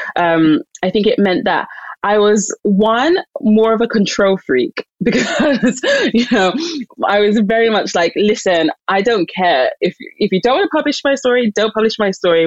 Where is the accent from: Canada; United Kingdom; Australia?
United Kingdom; London; I'm Nigerian, um, born and raised in London